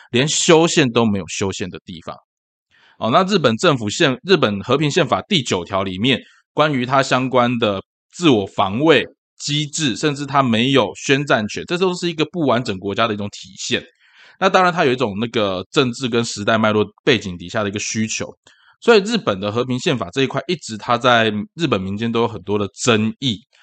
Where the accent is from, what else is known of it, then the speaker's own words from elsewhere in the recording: Tainan, Taiwan; 我是台南人啊